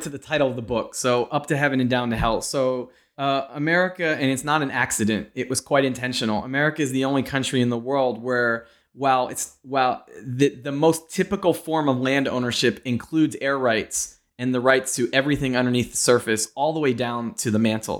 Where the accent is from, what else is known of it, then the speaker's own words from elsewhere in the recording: Pennsylvania, United States; moved away; I'm from Pennsylvania